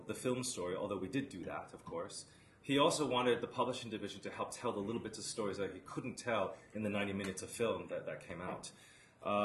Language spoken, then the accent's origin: English; Los Angeles, California, United States; moved away as an adult; also born or lived in Berkeley, California; now in London, United Kingdom; I'm American. I grew up in LA.